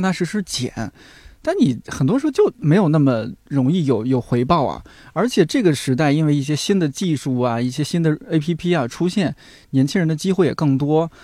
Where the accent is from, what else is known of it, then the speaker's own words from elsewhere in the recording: Shanxi, China; 我们山西人啊，嗯。前后鼻音不分